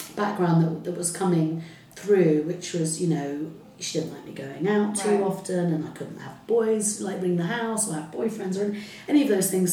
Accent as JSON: {"language": "English", "town": "Salisbury", "region": "South West England", "country": "United Kingdom", "tie": "born or raised there", "also_born_or_lived": "Heliopolis, Cairo, Egypt", "first_language": "Arabic", "second_language": "English", "said": "we came to a very kind of uh, sort of lovely white middle class mm-hmm. uh, town called Salisbury in Wiltshire"}